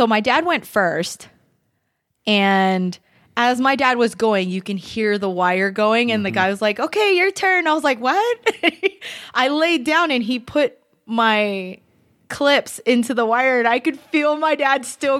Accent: Philippines; like, because they know the difference between, I'm Filipino.

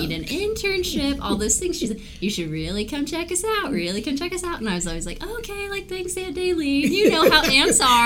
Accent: Wichita, Kansas, United States; also born or lived in Illinois; I grew up, you know, in the Wichita area

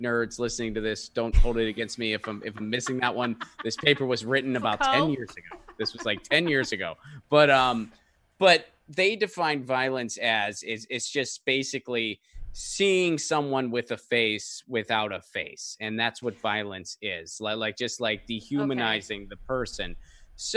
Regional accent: Northeast, United States; I grew up in the Northeast in an Italian-American family

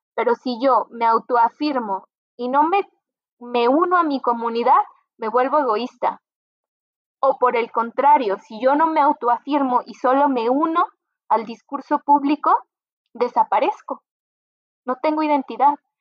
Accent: Mexico

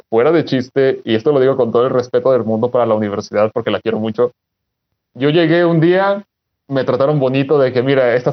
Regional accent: Durango, Mexico; mi familia, de parte de mi papá, somos de Durango.

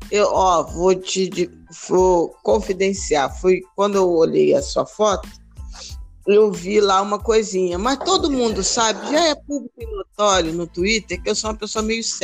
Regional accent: Rio de Janeiro, Brazil; Morei alguns anos na, na Vila da Penha, mas sou da Penha

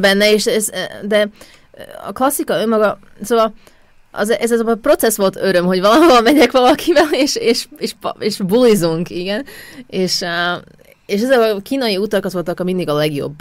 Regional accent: Košice, Košice Region, Slovakia; Hungarian is a second language; moved away as an adult; now in Vienna, Austria; Kassáról származok, Kassán születtem, Szlovákián

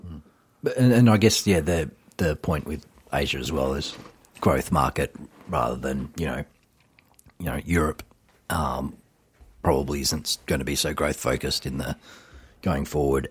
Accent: Australia

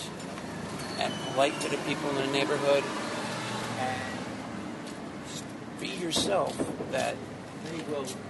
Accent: Paramus, New Jersey, United States; moved away as an adult; now in New York, United States; I'm originally from Jersey

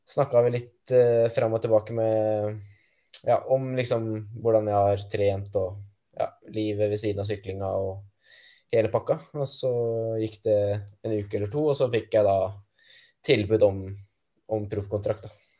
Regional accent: Norway; profesjonell terrengsyklist som nordmann

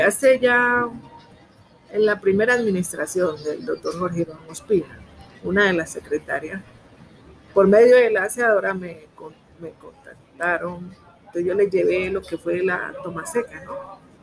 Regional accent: Timbiquí, Cauca, Colombia; soy del municipio de Timbiqui, Cauca, Costa Pacífica Sur.

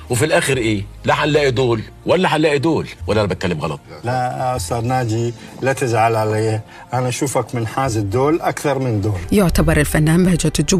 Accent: Iraq; أنا رجل عراقي جبوري سني زوجتي من عشيرة شيعية المفروض بالأول عراقي

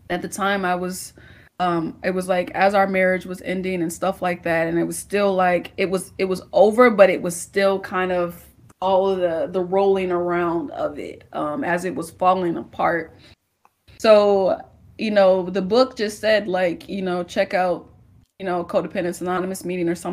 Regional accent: St. Louis, Missouri, United States; now in Houston, United States; I'm from St. Louis? I'm from St. Louis.

